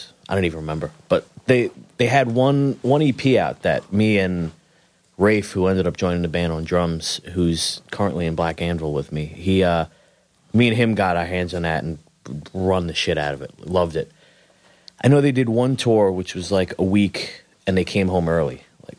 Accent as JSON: {"language": "English", "town": "Queens", "region": "New York", "country": "United States", "tie": "born or raised there", "said": "South Ozone Park, Queens."}